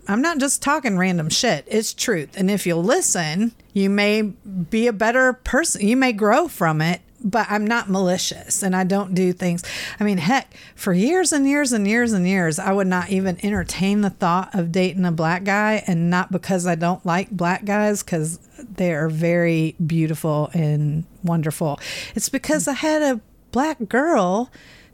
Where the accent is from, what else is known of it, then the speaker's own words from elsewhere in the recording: Midwest, United States; moved away; also born or lived in Pensacola, Florida; I was raised first in the Midwest and then went to Pensacola, Florida, and lived there like 30 years